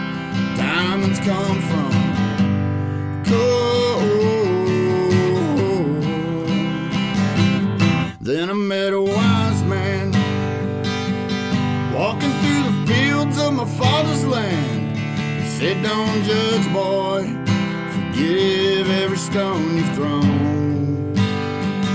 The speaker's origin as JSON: {"language": "English", "town": "Hamden", "region": "Ohio", "country": "United States", "said": "A little place called Vinton County, Ohio"}